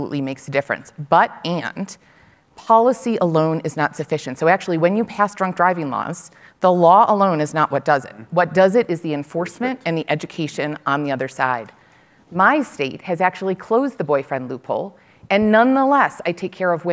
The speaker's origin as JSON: {"language": "English", "town": "Buffalo", "region": "New York", "country": "United States", "tie": "born or raised there", "said": "I grew up in Buffalo, New York"}